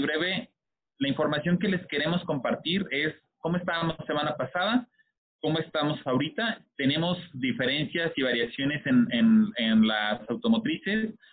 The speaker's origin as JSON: {"language": "Spanish", "country": "Mexico", "said": "como mexicanos"}